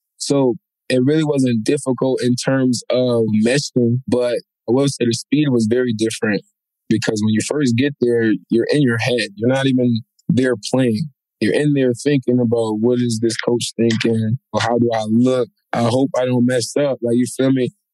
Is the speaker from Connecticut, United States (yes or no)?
yes; Waterbury, Connecticut, United States; I'm from Waterbury